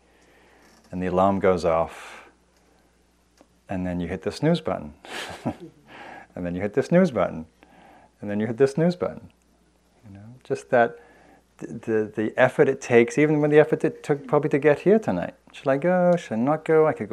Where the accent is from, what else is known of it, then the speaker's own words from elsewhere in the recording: England, United Kingdom; moved away; also born or lived in London; I'm English